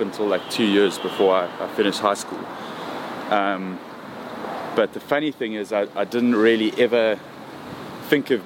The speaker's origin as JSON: {"language": "English", "town": "Johannesburg", "region": "Gauteng", "country": "South Africa", "tie": "born or raised there", "said": "Born in Johannesburg, lived in South Africa basically my whole life."}